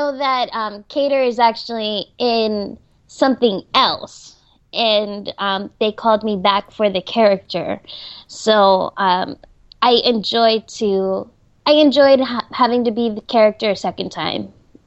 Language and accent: English; New Jersey, United States; now in California, United States; I was born in New Jersey, so I'm a New Jersey person. I miss my family, because all of my family is back there.